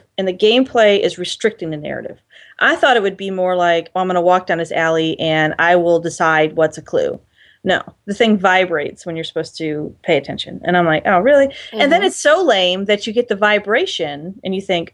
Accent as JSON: {"language": "English", "region": "Ohio", "country": "United States", "tie": "born or raised there", "said": "If I'm from Ohio, we don't talk about feelings"}